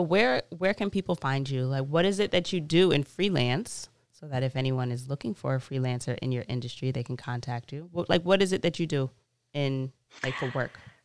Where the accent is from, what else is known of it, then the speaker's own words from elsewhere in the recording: New York City, New York, United States; born and raised in Queens